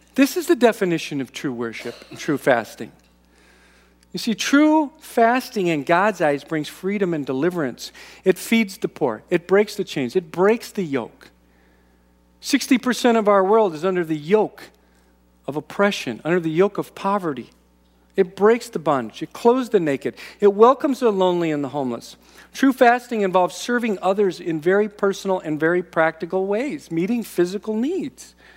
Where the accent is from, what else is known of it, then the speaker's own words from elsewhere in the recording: United States; American Christians